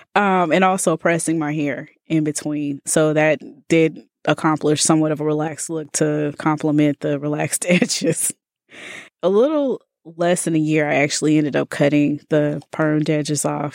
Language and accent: English; Birmingham, Alabama, United States; moved away as an adult; also born or lived in Tallahassee, Florida / Iowa; now in Bay Area, United States; born and raised in Birmingham